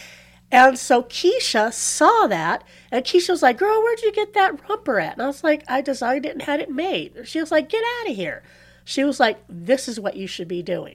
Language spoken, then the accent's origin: English; Palm Springs, California, United States; born or raised there; also born or lived in San Luis Obispo, California